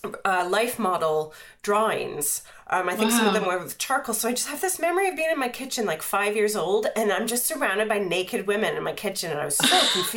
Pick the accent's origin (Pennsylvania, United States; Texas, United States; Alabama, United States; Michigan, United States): Pennsylvania, United States; outside of Pittsburgh; I grew up outside of Pittsburgh